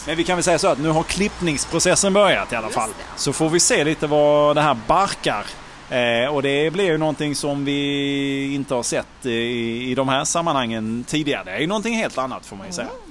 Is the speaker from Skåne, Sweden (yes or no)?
yes; Malmö, Skåne, Sweden; jag är född i Malmö uppvuxen